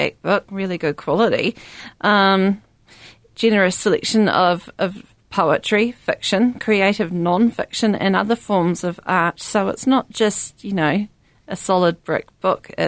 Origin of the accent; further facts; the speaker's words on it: Southland, New Zealand; accent: Southland; excuse my Southland accent